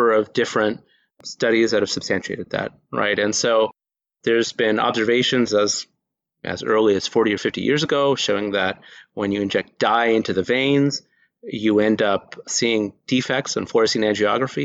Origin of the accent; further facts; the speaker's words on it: Houston, Texas, United States; moved away as an adult; now in Maryland, United States; I grew up in Houston, Texas